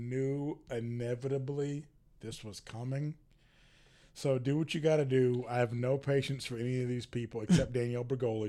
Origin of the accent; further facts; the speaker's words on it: the South, United States; And we are from the South, so let's go ahead and get a few things straight. It comes to us last.